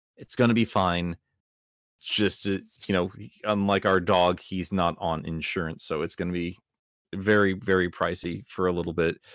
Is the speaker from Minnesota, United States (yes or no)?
no; Iowa, United States; I grew up in Iowa